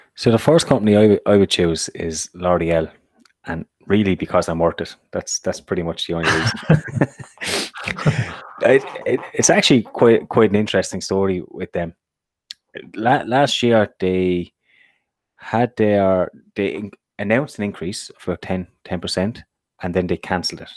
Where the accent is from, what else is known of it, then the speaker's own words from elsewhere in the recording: Ireland; from an Irish perspective, we've been hit massively now by Brexit